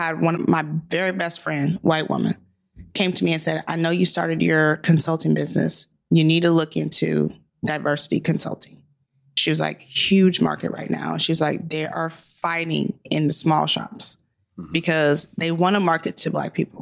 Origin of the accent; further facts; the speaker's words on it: Tomball, Texas, United States; I grew up in Tomball